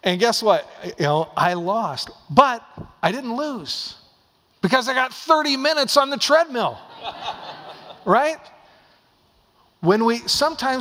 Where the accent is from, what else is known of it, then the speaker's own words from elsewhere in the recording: Dallas, Oregon, United States; moved away; Dallas, Oregon, was my hometown